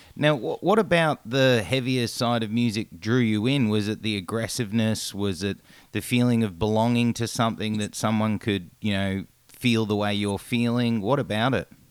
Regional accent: Australia; as an Australian

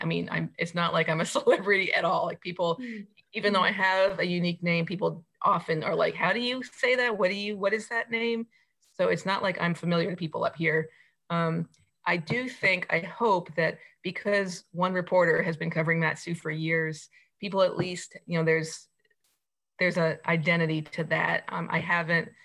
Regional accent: rural New Jersey, United States; moved away as an adult; also born or lived in Oregon / Anchorage, Alaska; now in Mat-Su, Alaska, United States; I grew up in kind of rural New Jersey, and then moved west when I went to Oregon

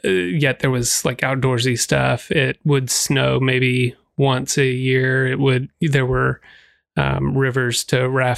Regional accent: Texas, United States; born there; I was born outside of Dallas.

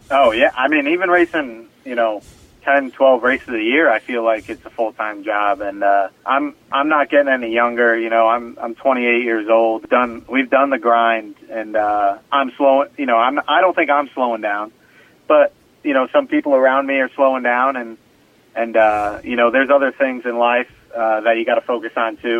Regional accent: Stafford, Connecticut, United States; my hometown of Stafford

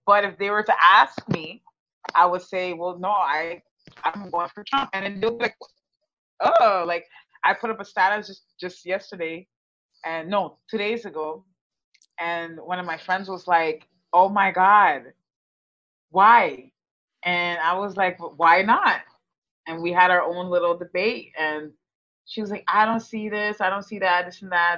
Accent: Texas, United States; moved away as an adult; now in Canada; I'm Canadian. I was raised in Texas. Our family moved down to Texas because my mom's in the, in the medical field, and um, we moved to Texas when I was ten, and we stayed there basically my whole life

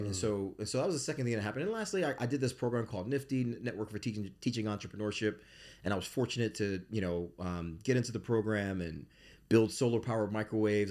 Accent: Bridgeport, Connecticut, United States; I grew up in Bridgeport, Connecticut in the eighties.

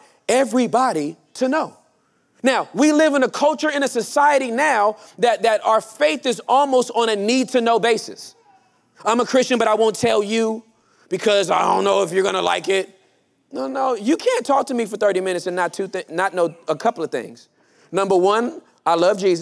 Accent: Inglewood, California, United States; I was born and raised in Inglewood, California, during the height of gang violence

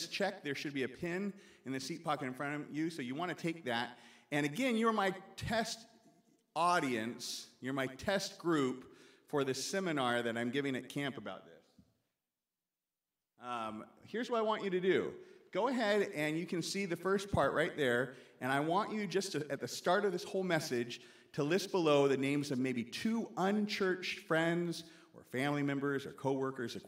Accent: Oregon, United States; now in Lancaster, United States; in all my years growing up in the Nazarene Church in Oregon

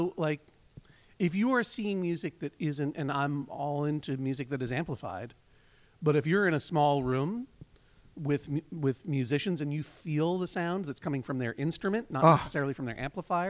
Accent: Boston, Massachusetts, United States; moved away; I'm from the Boston area, so I had to come home and stand on stage in Boston Symphony Hall.

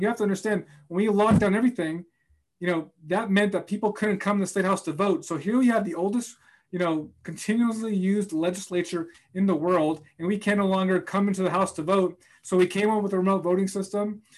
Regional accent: Boston, Massachusetts, United States; also born or lived in Puerto Rico; a young Latino kid growing up in Boston

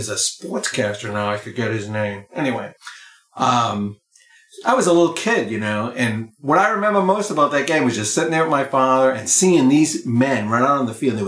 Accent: Boston, Massachusetts, United States; when I was a kid growing up in the Boston area

